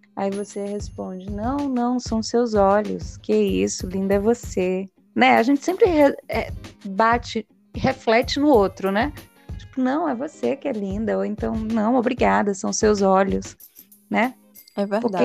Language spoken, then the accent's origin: Portuguese; Feira de Santana, Bahia, Brazil; minha cidade natal, na Bahia, Feira de Santana